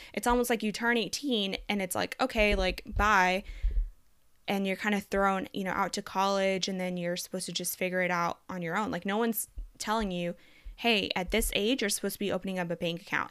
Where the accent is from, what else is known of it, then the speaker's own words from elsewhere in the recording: Texas, United States; also born or lived in Colombia; I am from Colombia, South America, born and semi-raised there. I moved to the United States at the age of five. Um, since then, I've lived in Texas, uh, until now